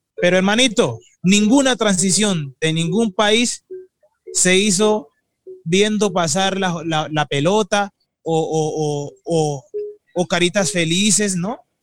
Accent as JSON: {"language": "Spanish", "country": "Colombia", "said": "yo soy colombiano"}